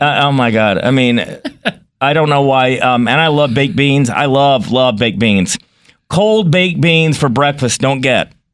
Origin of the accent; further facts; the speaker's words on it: North Carolina, United States; moved away; I grew up in North Carolina, but my family was in Connecticut